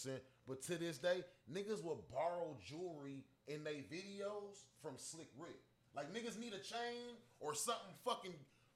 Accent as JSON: {"language": "English", "region": "California", "country": "United States", "tie": "born or raised there", "moved": "yes", "lives_now": "Corpus Christi, United States", "said": "growing up in California"}